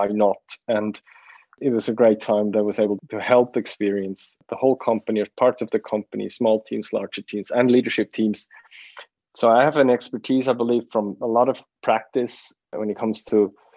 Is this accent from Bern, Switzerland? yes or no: yes; Bern, Switzerland; also born or lived in Zurich; we moved back from Zurich to the region of Bern where I grew up in.